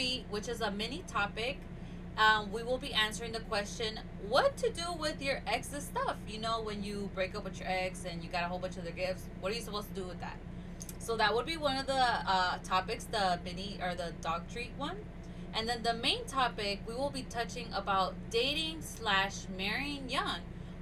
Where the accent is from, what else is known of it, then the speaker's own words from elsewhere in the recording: Nashville, Tennessee, United States; also born or lived in Kankakee, Illinois; I was also raised here I was raised in Nashville